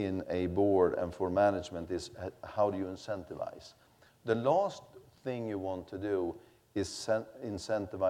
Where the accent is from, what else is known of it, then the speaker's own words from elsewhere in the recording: Sweden; I come from Sweden